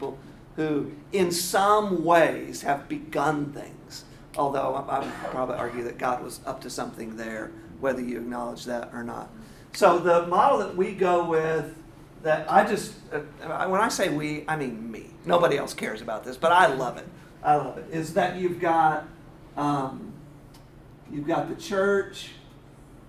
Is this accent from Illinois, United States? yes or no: yes; Quincy, Illinois, United States; now in Atlanta, United States; I was born in Quincy, Illinois